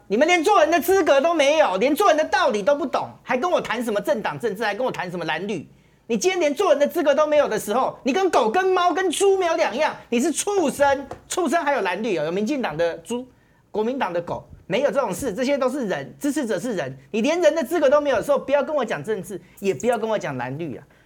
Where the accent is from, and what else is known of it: Taiwan